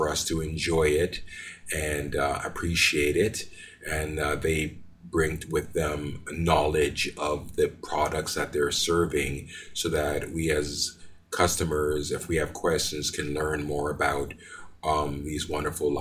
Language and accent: English; Montreal, Quebec, Canada; moved away as an adult; also born or lived in Jamaica; now in Calgary, Canada; I was born in Jamaica. My father brought me and my mother to Canada in 1974. And I've been living in Montreal, Quebec since then up until 1997